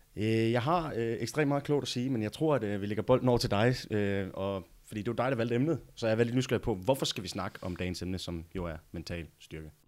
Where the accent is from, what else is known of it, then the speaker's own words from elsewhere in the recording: Denmark; also born or lived in United States; jeg flyttede tilbage fra USA til Danmark